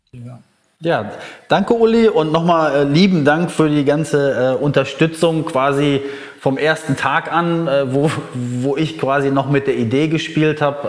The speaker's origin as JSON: {"language": "German", "country": "Germany", "moved": "yes", "lives_now": "Bali, Indonesia", "said": "bei uns in Deutschland"}